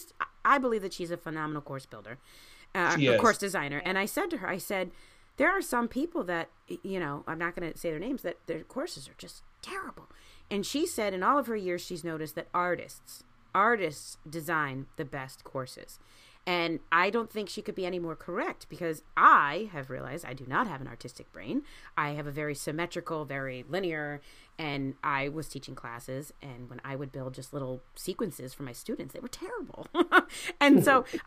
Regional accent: Baltimore, Maryland, United States; moved away; I grew up in Baltimore

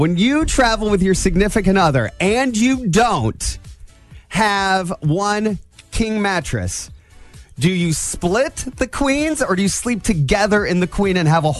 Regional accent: Angola, Indiana, United States; moved away; I grew up in Angola. My parents now live in South Bend.

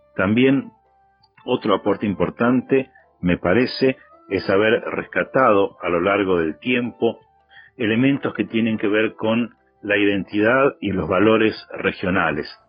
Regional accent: Villa Carlos Paz, Córdoba, Argentina; desde Villa Carlos Paz, donde yo nací

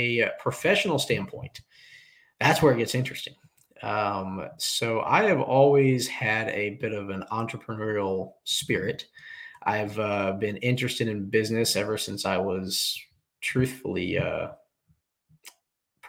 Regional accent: Indiana, United States; moved away as an adult; now in Charlotte, United States; I was originally born and raised in Indiana until I was 20 years old

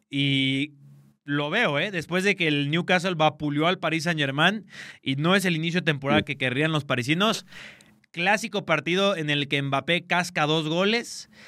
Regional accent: Mexico; como buen mexicano

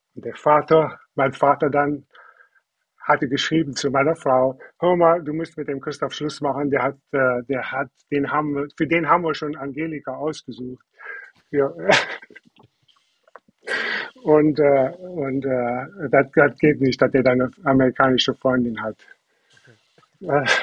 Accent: Germany; moved away as an adult; also born or lived in Wisconsin, United States; now in United States; Ich bin in, in Döken auf einem, auf einem Bauernhof aufgewachsen

